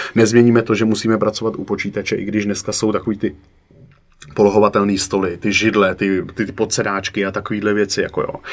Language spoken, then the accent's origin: Czech; Prague, Czechia; u nás v Praze